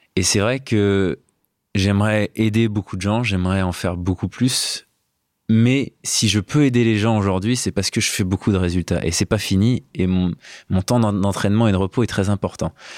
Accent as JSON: {"language": "French", "town": "Valence", "region": "Auvergne-Rhône-Alpes", "country": "France", "tie": "born or raised there", "said": "Infologique, qui est une boîte informatique à Valence, là où j'ai grandi."}